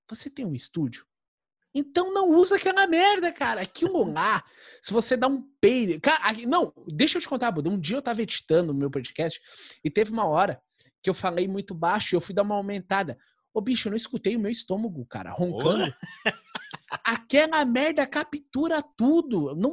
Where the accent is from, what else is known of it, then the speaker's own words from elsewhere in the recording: Rio Grande do Sul, Brazil; Eu sou gaúcho, tá? Eu posso falar mal de gaúcho. Eu tenho toda a liberdade para falar